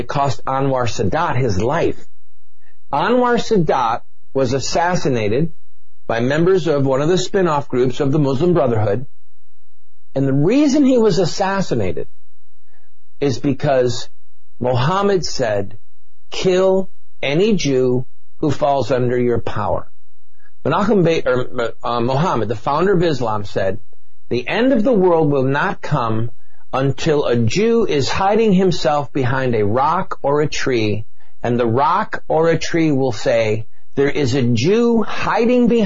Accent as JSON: {"language": "English", "country": "United States", "said": "as an American"}